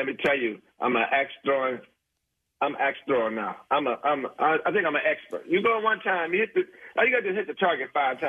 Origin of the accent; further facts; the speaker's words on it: Detroit, Michigan, United States; I'm from Detroit, Michigan